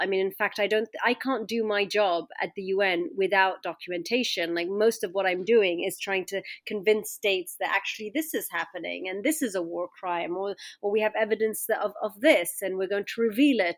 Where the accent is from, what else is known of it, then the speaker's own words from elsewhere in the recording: London, United Kingdom; I was growing up in London as, you know, uh, my Egyptian parents, I looked Egyptian